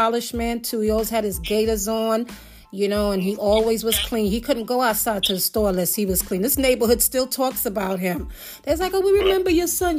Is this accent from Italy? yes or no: no; Jamaica; I'm Jamaican